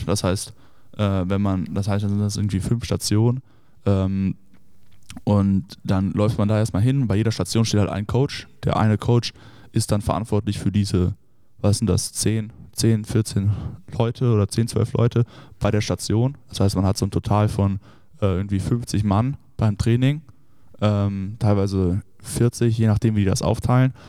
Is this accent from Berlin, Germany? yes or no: no; Düsseldorf, North Rhine-Westphalia, Germany; moved away as an adult; also born or lived in Notre Dame, Indiana; ich komme ja ursprünglich aus Düsseldorf äh, und wohne da auch